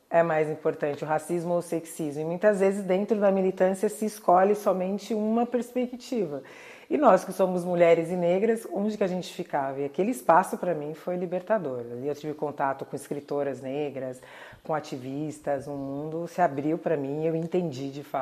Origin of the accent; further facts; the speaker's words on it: Santos, São Paulo, Brazil; born there; foi um dos fundadores do Partido Comunista em Santos, que é a cidade onde eu nasci, e também ativista do movimento negro.